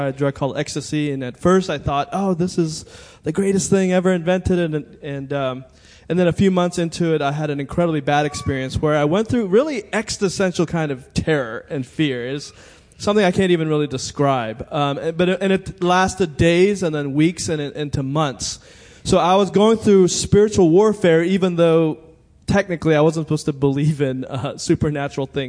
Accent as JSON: {"language": "English", "area": "Montgomery County", "region": "Maryland", "country": "United States", "tie": "born or raised there", "said": "I went to high school in Montgomery County"}